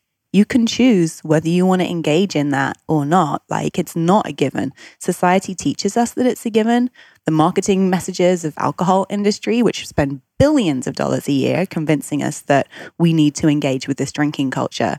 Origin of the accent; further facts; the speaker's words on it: United Kingdom; I'm British. I grew up in the UK.